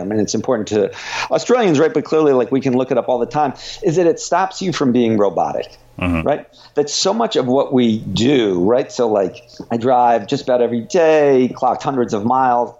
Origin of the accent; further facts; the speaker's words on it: United States; I live here and and you know grew up here and and so feel you know, I am really American